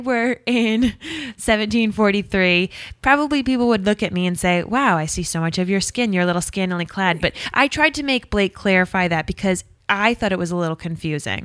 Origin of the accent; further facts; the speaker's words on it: Rhode Island, United States; We're from Rhode Island